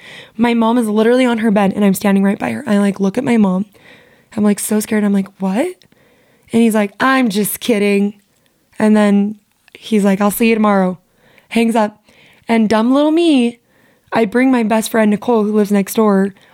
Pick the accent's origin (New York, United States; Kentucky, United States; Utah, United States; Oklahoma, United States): Utah, United States; St. George; also born or lived in Las Vegas, Nevada / Springville, Utah; my neighborhood growing up in St. George was definitely cursed